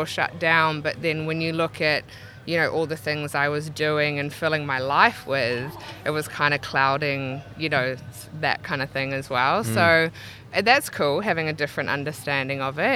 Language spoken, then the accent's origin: English; Auckland, New Zealand; moved away as an adult; now in Brisbane, Australia; I grew up in Gleneden, out Tararangi Way